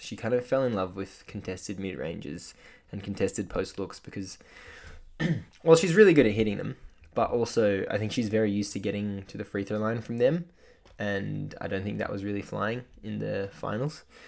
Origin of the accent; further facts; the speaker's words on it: Australia; as an Australian basketball fan